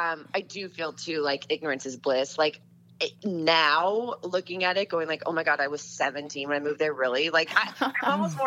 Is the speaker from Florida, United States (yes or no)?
yes; Winter Park, Florida, United States; I mean, it's good as any other town to grow up in, I guess. No, Winter Park is really charming. It has it's a very kind of unique town.